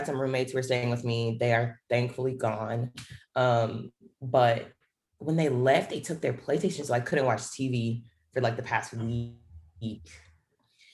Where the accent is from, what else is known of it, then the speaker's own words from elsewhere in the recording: Charlotte, North Carolina, United States; So I'm from Charlotte, North Carolina.